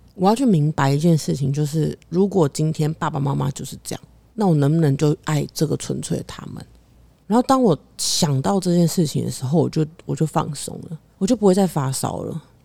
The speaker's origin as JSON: {"language": "Chinese", "country": "Taiwan", "tie": "born or raised there", "said": "我出生在台湾亚这个洲，亚洲这个地方"}